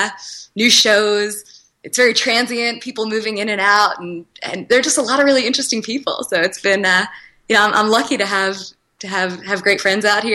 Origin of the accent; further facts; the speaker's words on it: New York, United States; moved away as an adult; also born or lived in Manhattan; now in Las Vegas, United States; I grew up in New York